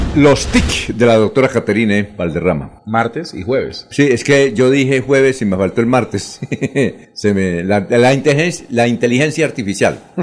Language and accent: Spanish; Bucaramanga, Santander, Colombia; yo soy periodista, que tal, de, soy de Bucaramanga